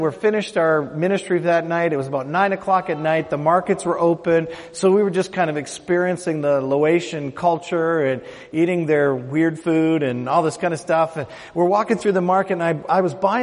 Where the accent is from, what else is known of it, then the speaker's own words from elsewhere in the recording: Canada; I'm from Canada